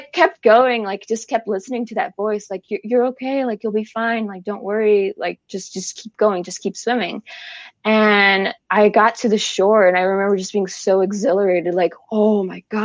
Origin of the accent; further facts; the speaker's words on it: Chicago, Illinois, United States; moved away; I'm from Chicago originally